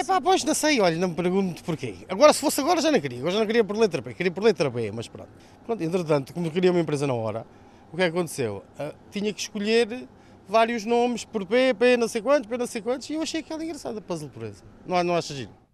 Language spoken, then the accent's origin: Portuguese; Mação, Santarém District, Portugal; also born or lived in Lisbon; sou, sou mesmo aqui de, do Conselho de Mação, aqui de São José das Matas